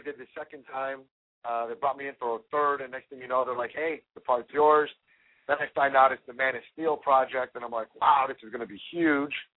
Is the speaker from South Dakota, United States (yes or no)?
no; Chicago, Illinois, United States; born or raised there